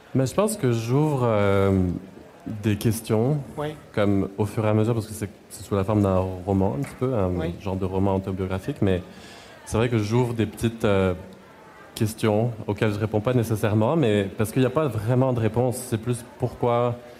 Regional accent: Clermont-Ferrand, Auvergne-Rhône-Alpes, France; moved away as an adult; also born or lived in Lyon; now in Montreal, Canada; J'ai habité à Lyon deux ans avant ça, puis avant dans ma ville natale qui s'appelle Clermont-Ferrand, qui est à une heure et demie de Lyon

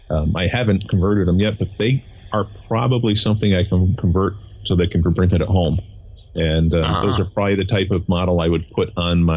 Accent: Connecticut, United States; I'm from Connecticut. We have hills. There's almost nothing flat here.

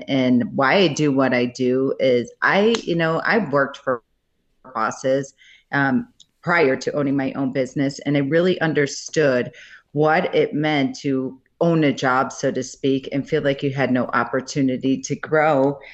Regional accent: Buffalo, New York, United States; now in Colorado, United States; I grew up in Buffalo, New York

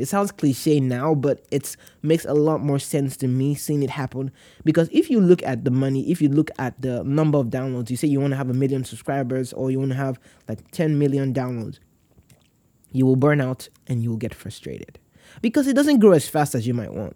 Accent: Nigeria; I am from Nigeria

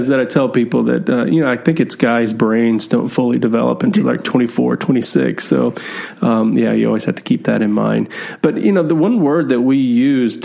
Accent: Texas, United States; I'm from Texas

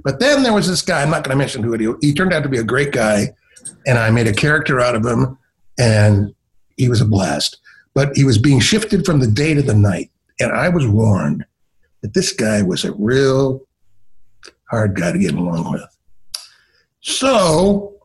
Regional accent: Ann Arbor, Michigan, United States; moved away as an adult; also born or lived in Philadelphia / Chicago; I grew up in Ann Arbor, Michigan, and listened to Detroit radio.

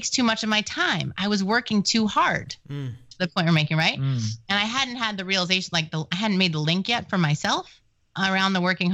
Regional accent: New York, United States; I'm Jewish and from New York

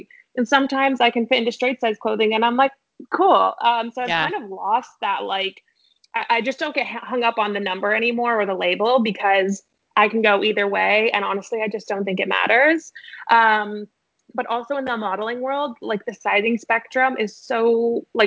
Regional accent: Denver, Colorado, United States; moved away as an adult; now in Los Angeles, United States; I'm originally from Denver, and I moved back there after I graduated

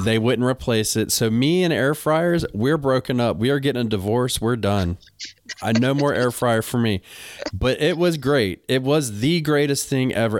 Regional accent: North Carolina, United States; I'm from North Carolina.

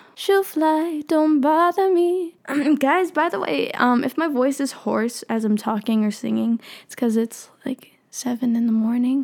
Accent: Philippines; I'm Filipino

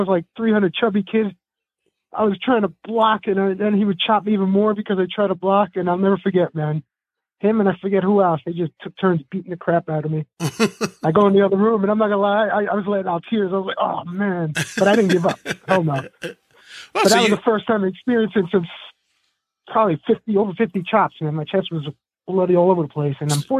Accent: Astoria, New York, United States; also born or lived in Woodside / Brooklyn / Lower East Side; now in Bronx, United States; But yeah, Astoria, Queens, and then I went to Woodside, and then Brooklyn and Lower East Side, and now I'm up in the Bronx

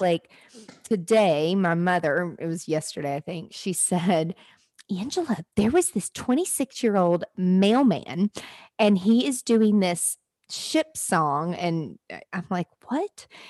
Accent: Nashville, Tennessee, United States; I live in Nashville, I'm from Nashville

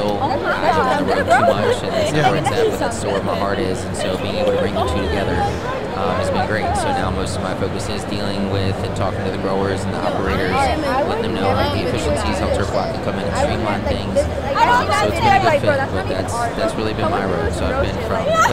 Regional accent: Virginia, United States; moved away as an adult; also born or lived in Colorado; originally, I'm from Virginia, so born and raised on the East Coast.

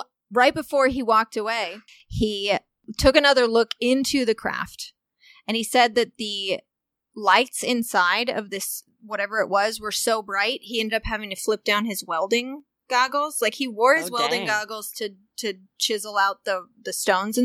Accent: Walnut Hill, Illinois, United States; now in Los Angeles, United States; my hometown in Walnut Hill, Illinois

